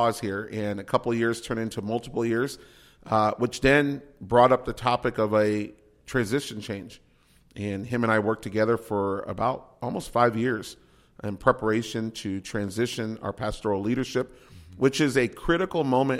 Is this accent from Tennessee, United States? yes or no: no; San Antonio, Texas, United States; moved away as an adult; now in Corunna, United States; I'm a Texan.